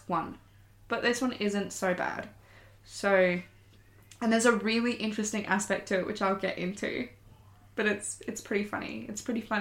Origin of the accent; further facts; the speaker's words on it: Victoria, Australia; I have a mix because I'm from Victoria and we say things differently there